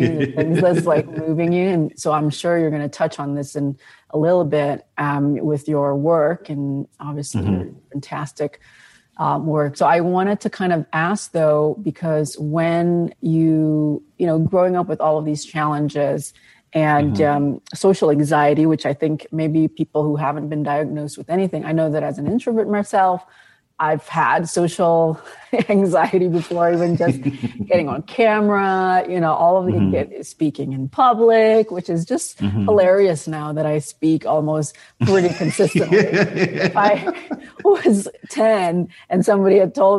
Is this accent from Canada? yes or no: no; Indonesia; now in United States; I grew up in Indonesia